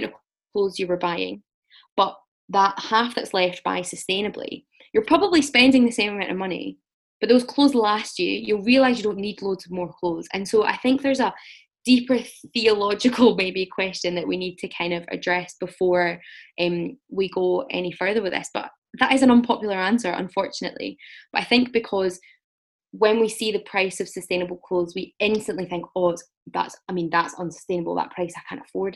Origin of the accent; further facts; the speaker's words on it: Scotland, United Kingdom; I'm from Scotland